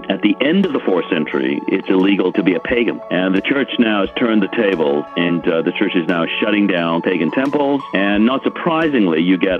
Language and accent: English; England, United Kingdom; I was born in England, and so I had the privilege of growing up in a context where there was a lot of history, older history around.